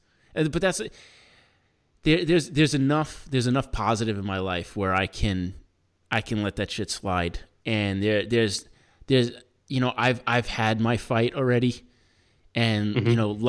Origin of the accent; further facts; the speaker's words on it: New York City, New York, United States; And like I feel like it's easier for me as a New Yorker because everyone around me is all different. Everyone, it's like every type of person is in New York.